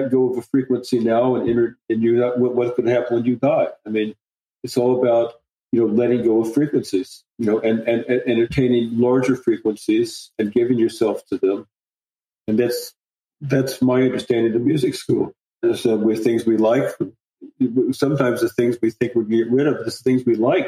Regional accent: Indiana, United States; I'm from Indiana. You know, I'm a corn boy. I grew up in the Midwest

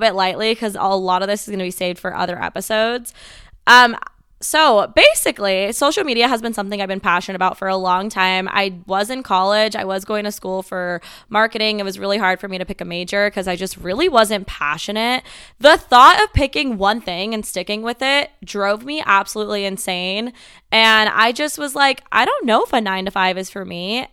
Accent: Las Vegas, Nevada, United States; I am born and raised in Las Vegas, Nevada

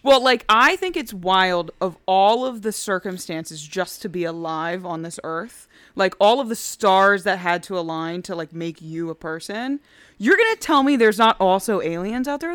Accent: the Northwest, Pacific Northwest, United States; moved away; I grew up in the Northwest

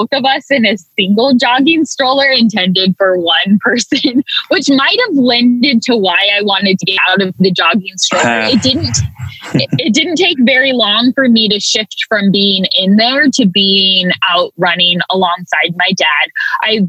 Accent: Hayward, California, United States; I was born and raised in Hayward, California, which is beautifully nestled right in the East Bay near Oakland

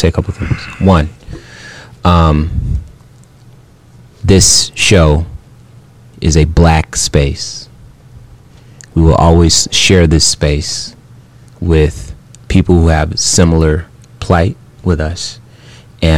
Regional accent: Phoenix, Arizona, United States; growing up in Phoenix, Arizona

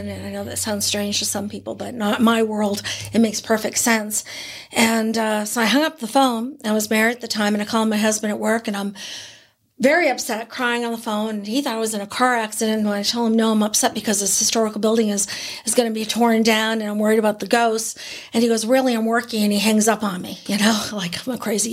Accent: New Hampshire, United States; also born or lived in California; now in East Bethany, United States; I grew up in New Hampshire in a town

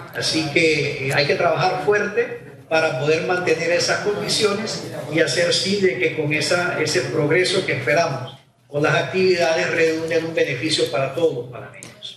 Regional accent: Panama; nosotros como panameños

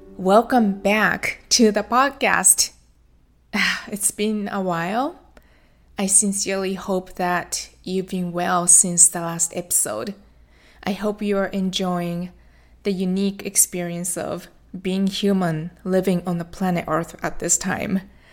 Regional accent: Japan; now in Florida, United States; I went back to my home country, Japan. That's where I was born and raised

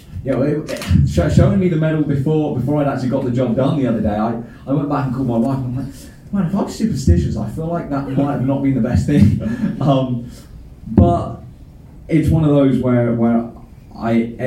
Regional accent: United Kingdom; I'm a British world champion. So for me, you know, coming from the UK

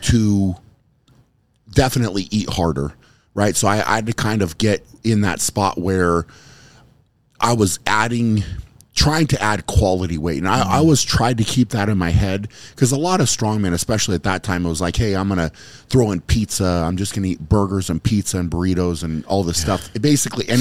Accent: United States; as an American, you had the pro card

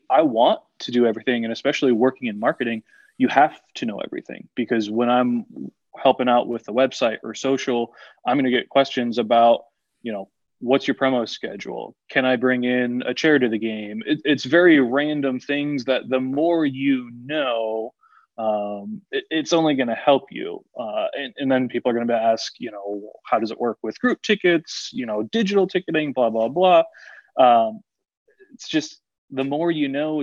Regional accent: West Palm Beach, Florida, United States; moved away as an adult; also born or lived in Miami, Florida / Greenville, Tennessee / Biloxi, Mississippi; I grew up in West Palm

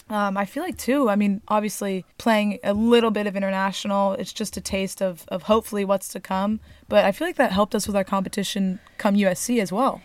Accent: Newport Beach, California, United States; We are from Newport Beach, California.

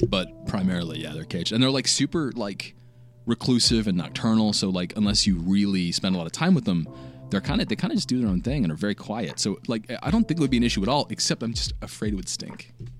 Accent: Maryland, United States; moved away; I grew up in Maryland, right?

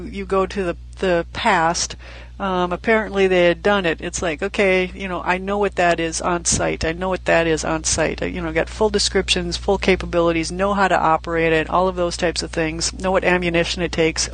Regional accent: United States; I'm an American

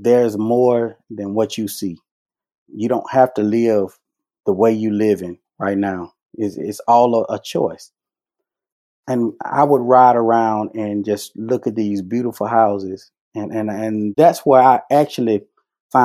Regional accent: Vicksburg, Mississippi, United States; now in Southaven, United States; when I grew up in Vicksburg, I started cutting hair at 11 years old

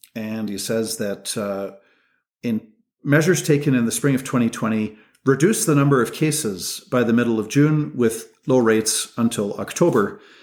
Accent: Canada; as Canadian people

